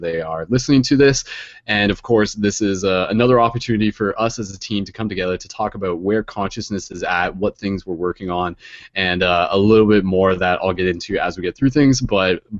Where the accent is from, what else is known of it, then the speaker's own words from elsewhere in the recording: London, Ontario, Canada; I'm from London, Ontario, Canada.